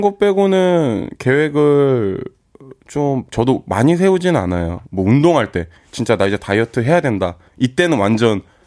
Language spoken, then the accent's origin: Korean; Incheon, South Korea; 저 인천 사람입니다.